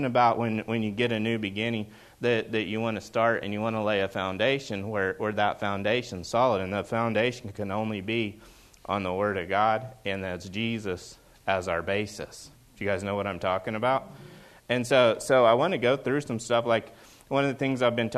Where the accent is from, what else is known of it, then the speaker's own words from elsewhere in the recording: Oklahoma, United States; moved away as an adult; now in Seattle area, United States; I grew up in Oklahoma